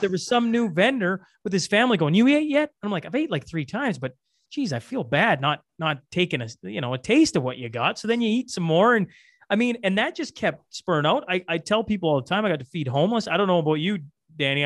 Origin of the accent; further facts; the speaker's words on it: Alberta, Canada; they knew I was from Alberta